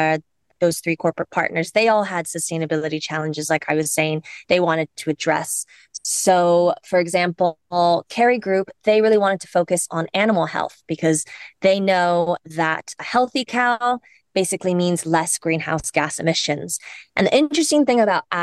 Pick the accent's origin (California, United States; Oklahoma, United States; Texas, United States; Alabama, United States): California, United States; Cupertino; moved away as an adult; now in Ireland; I come from the States. I was born and raised in the Silicon Valley in Cupertino